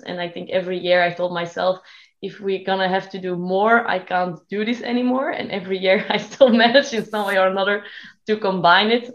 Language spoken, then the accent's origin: English; Belgium; I am from Belgium